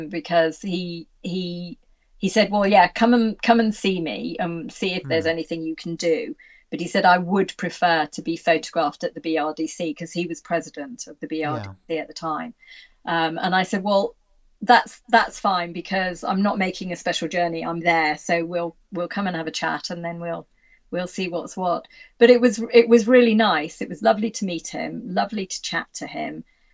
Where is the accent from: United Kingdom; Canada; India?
United Kingdom; Worcestershire, West Midlands; I'm from Worcestershire too